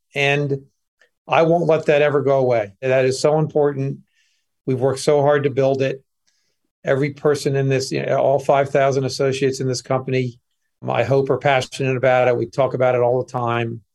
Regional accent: Westfield, New Jersey, United States; moved away as an adult; also born or lived in Princeton, New Jersey / Haddonfield, New Jersey / Bucks County, Pennsylvania; now in Wayne, United States; I grew up in North Jersey, suburb called Westfield. Was there my entire childhood with a a few short exceptions

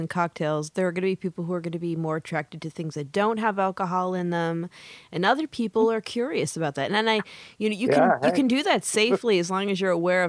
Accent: Upper Peninsula, Michigan, United States; also born or lived in San Francisco; now in Oakland, United States; but I'm originally a Youper. I'm from the Upper Peninsula, Michigan.

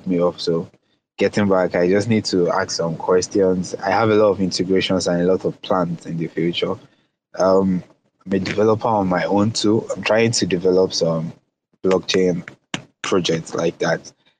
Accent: Nigeria; I'm from Nigeria.

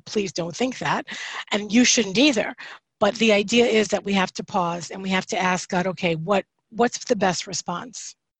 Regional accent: New York, United States; moved away; I'm, I'm originally from yeah. New York, I'm Italian

